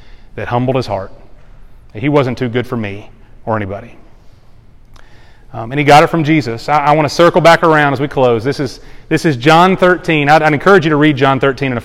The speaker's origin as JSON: {"language": "English", "area": "the Bible Belt", "region": "the South", "country": "United States", "tie": "born or raised there", "said": "I grew up in the South in the Bible Belt, just like most of us did"}